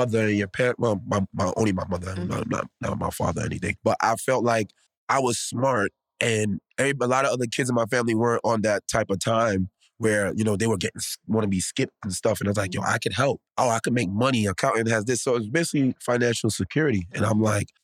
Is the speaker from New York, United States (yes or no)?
yes; New York City, New York, United States; I grew up in the Bronx my whole life. I love the Bronx.